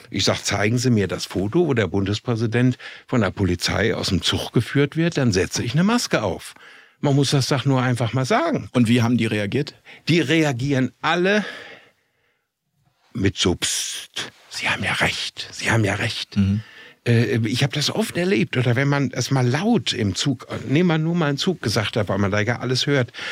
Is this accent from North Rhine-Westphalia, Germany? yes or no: yes; Minden, North Rhine-Westphalia, Germany; ich komme aus Minden in Westfalen.